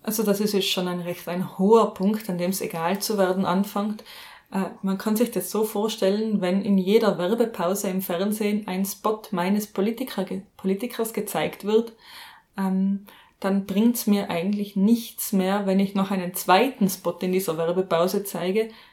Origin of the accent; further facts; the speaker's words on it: Austria; was ich jetzt einmal als Österreicherin sagen darf